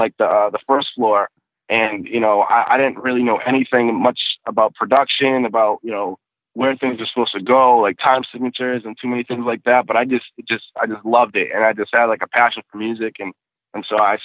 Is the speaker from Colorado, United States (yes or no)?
no; North Shore, north of Boston, Massachusetts, United States; I'm a little bit north of Boston. I grew up on the North Shore, which is about, like, 20, 30 minutes or so, like, north of Boston